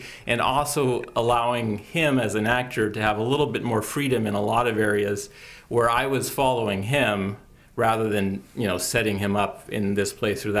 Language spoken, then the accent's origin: English; Bay Area, California, United States; I'm from the Bay Area